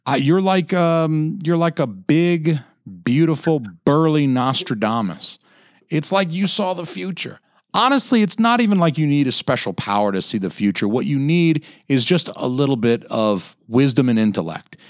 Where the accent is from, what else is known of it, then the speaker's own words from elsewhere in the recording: Atlanta, Georgia, United States; moved away; I'm from, I'm from Atlanta too. Like, you know, I lived thirty years in the South